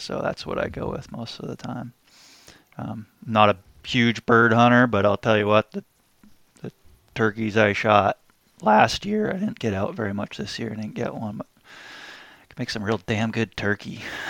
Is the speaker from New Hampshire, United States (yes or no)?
yes; New Hampshire, United States; moved away as an adult; also born or lived in California / Hawaii; now in Oregon, United States; I grew up in New Hampshire, so not far away from Corey there, up in the North Woods.